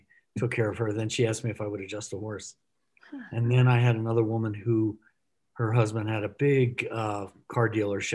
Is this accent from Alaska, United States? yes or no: no; Texas, United States; as a kid, I grew up in Texas at an early age